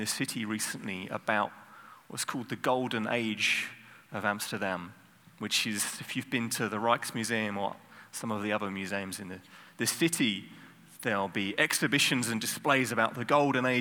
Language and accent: English; United Kingdom; I'm British.